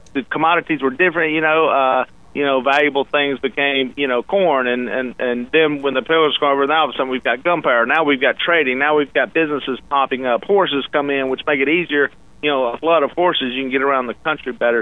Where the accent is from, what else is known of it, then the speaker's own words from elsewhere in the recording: Louisiana, United States; I'm from Louisiana